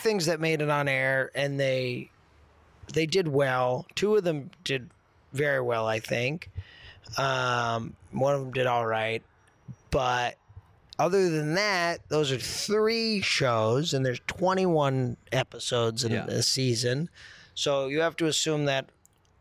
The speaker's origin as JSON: {"language": "English", "region": "New Jersey", "country": "United States", "tie": "born or raised there", "moved": "yes", "said": "I'm from Jersey. Grew up outside New York."}